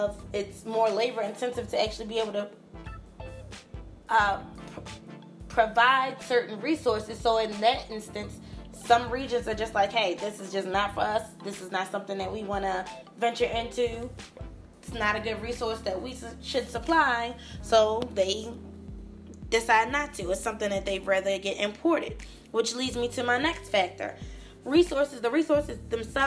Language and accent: English; Maryland, United States; also born or lived in Baltimore County, Maryland / Harford County, Maryland; We're born and raised in Maryland